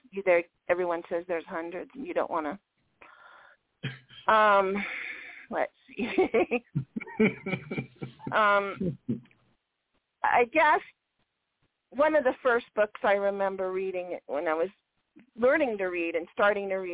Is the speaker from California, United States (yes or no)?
yes; Long Beach, California, United States; I grew up in Long Beach